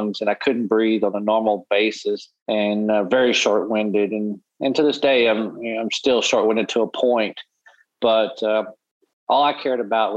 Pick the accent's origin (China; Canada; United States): United States; Arkadelphia, Arkansas; grew up in a small town in Arkansas called Arkadelphia